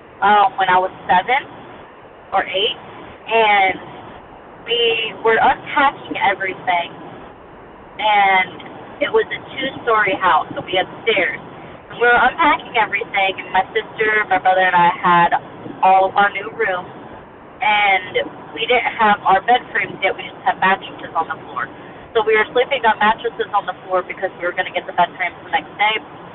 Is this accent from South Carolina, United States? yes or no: yes; Goose Creek, South Carolina, United States; now in Silverdale, United States; From Silverdale, Washington. I was originally from Goose Creek, South Carolina, just moved.